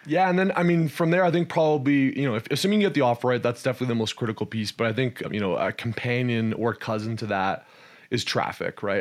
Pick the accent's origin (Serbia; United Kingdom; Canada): Canada; moved away as an adult; also born or lived in Texas, United States; I was born and raised in Canada, spent some time in the energy space there. Then I moved down to Texas, where I spent north of a decade in Texas